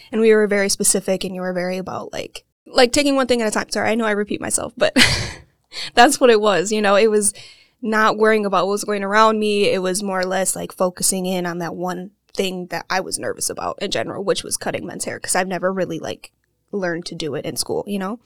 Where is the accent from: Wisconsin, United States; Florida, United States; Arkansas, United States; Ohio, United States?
Wisconsin, United States; Waukesha; I'm from Waukesha, Wisconsin, and I have not left